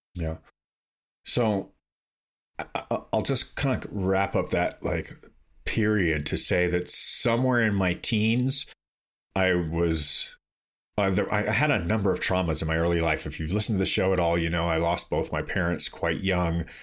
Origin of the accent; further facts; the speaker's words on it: Toronto, Ontario, Canada; when I grew up in Toronto, I would consider to be a very liberal place